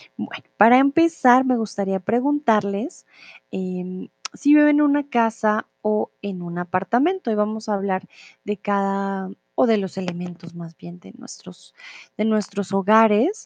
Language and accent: Spanish; Colombia; also born or lived in Mexico; now in Germany; yo soy de Colombia